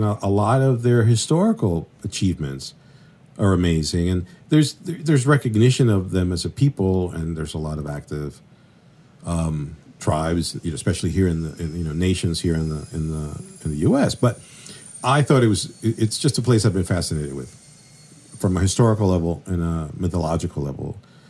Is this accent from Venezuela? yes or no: yes; Venezuela; also born or lived in Colombia; Really, honestly, I grew up in Venezuela and Colombia, sort of like, you know, going back and forth.